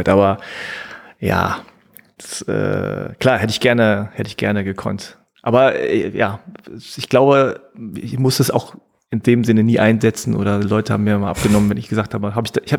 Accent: South Korea; Ja, naja, also ich meine, so als Koreaner ist es irgendwann un unausweichlich.

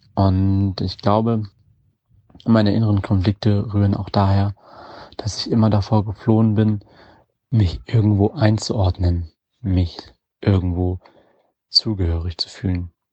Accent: Wiesbaden, Hesse, Germany; also born or lived in Yemen; Mit fünf Jahren bin ich nach Deutschland aus dem Jemen gekommen und dann in Wiesbaden aufgewachsen

